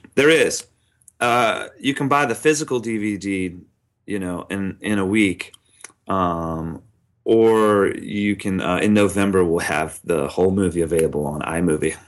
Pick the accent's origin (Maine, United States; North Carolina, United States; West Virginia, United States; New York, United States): North Carolina, United States; Charlotte; my hometown in Charlotte